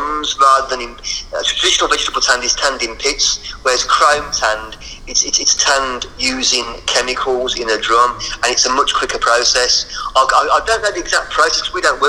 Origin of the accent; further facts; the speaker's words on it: Birmingham, West Midlands, United Kingdom; accent: Birmingham; that's my bloody Birmingham accent